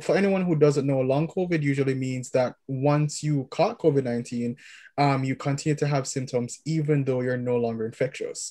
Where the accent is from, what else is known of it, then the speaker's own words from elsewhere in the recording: Kingston, Jamaica; moved away; we're from Kingston